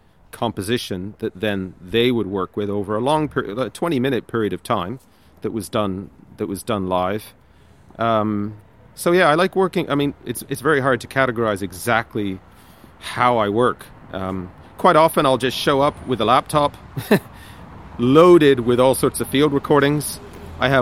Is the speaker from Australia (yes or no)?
no; Canada; moved away as an adult; now in Limerick, Ireland; I grew up in Canada, but I've been living 13 years in Limerick